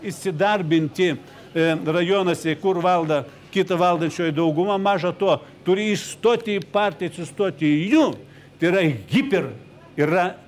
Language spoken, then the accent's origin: Lithuanian; Ukraine; moved away; aš pats esu ukrainietis.